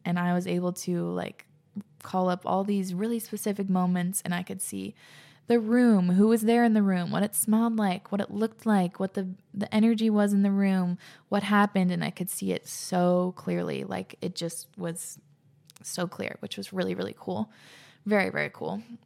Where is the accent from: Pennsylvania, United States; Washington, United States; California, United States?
Washington, United States; Whidbey Island; growing up on Whidbey